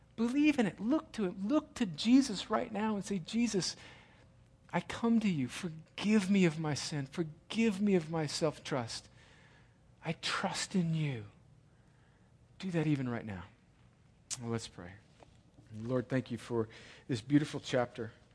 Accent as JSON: {"language": "English", "region": "California", "country": "United States", "tie": "born or raised there", "moved": "yes", "lives_now": "Georgia, United States", "said": "I grew up in California in the seventies"}